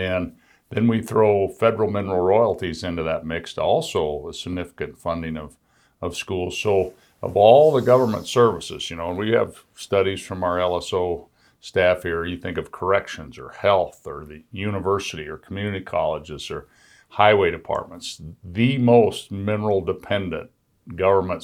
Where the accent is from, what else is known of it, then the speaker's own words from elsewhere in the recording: Midwest, Wyoming, United States; I'm a kid from Midwest Wyoming